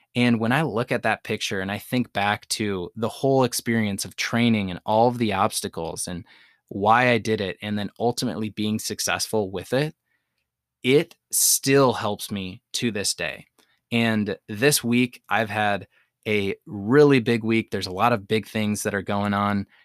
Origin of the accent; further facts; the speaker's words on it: Madison, Wisconsin, United States; my hometown of Madison, Wisconsin